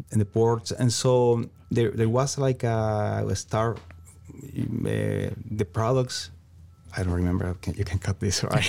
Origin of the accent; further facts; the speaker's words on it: Venezuela; English is a second language; moved away as an adult; also born or lived in Ecuador / Iowa; now in South Dakota, United States; I'm originally from Venezuela, South America.